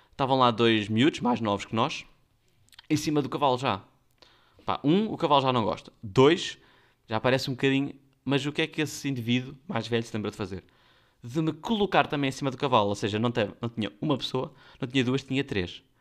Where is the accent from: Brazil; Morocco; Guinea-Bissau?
Guinea-Bissau; Nós somos da Guiné e até o Alentejo ainda é um puxão.